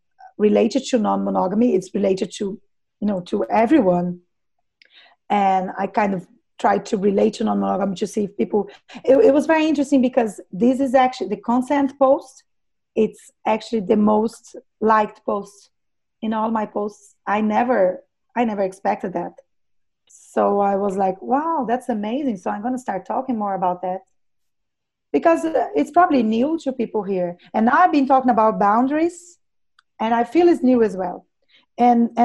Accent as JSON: {"language": "English", "country": "Brazil", "tie": "born or raised there", "said": "I worked 4 or 5 years as a doula here in my hometown"}